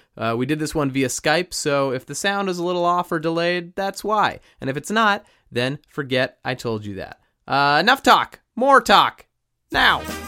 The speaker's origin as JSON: {"language": "English", "town": "Los Angeles", "region": "California", "country": "United States", "tie": "born or raised there", "said": "I grew up in North Hollywood"}